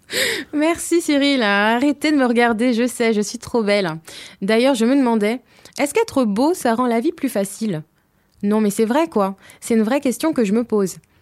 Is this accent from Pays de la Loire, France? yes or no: no; Hauts-de-Seine, Île-de-France, France; je suis originaire des Hauts-de-Seine